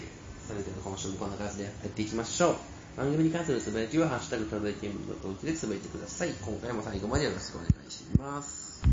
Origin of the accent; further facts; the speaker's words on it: Shiga, Japan; 特に滋賀はねうちの地元は